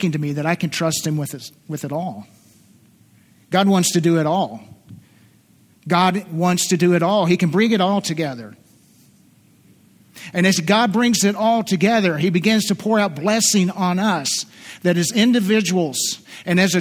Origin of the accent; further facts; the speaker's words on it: southeastern Kentucky, United States; moved away; I'm from southeastern Kentucky originally. And I slip into my accent once in a while